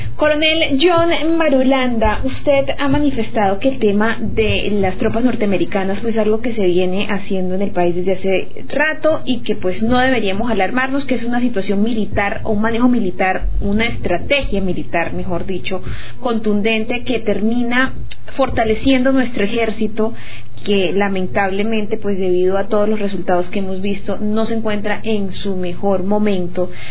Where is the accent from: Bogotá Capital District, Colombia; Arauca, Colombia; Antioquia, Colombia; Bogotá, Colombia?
Arauca, Colombia; lo que los araucanos vamos a recibir